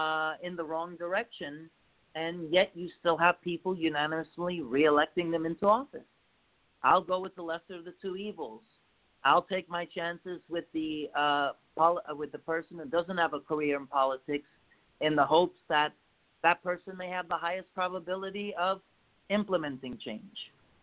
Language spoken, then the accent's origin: English; United States; it's about time we, as American people, call it for as we see it